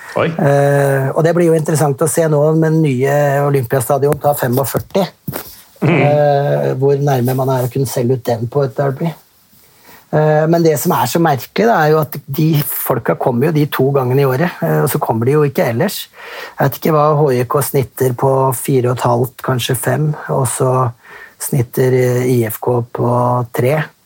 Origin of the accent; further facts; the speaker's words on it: Vestfold, Norway; moved away as an adult; also born or lived in United Arab Emirates / Finland; Jeg er jo fra Vestfold